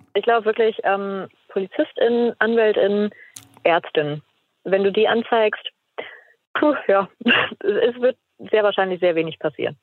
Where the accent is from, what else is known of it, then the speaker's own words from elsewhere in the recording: Mecklenburg-Vorpommern, Germany; Also ich komme aus Mecklenburg-Vorpommern und da waren wir ähm, dort im Landtag in Schwerin